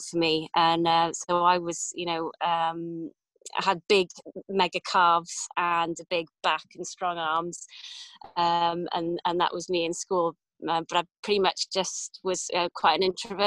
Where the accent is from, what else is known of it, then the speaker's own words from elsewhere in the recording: Cardiff, Wales, United Kingdom; also born or lived in Pontypridd / London / New Zealand; now in Llansadwrn, United Kingdom; I was born in Pontypridd, but grew up in on the outskirts of Cardiff in Rada, up to the age of 19.